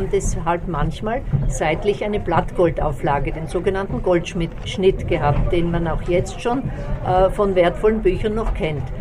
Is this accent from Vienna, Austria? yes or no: no; Mitterdorf an der Raab, Styria, Austria; Ich komme eigentlich aus Mitterdorf an der Raab, aber wir haben in der Nähe von Fürstenfeld haben wir eine Schmiede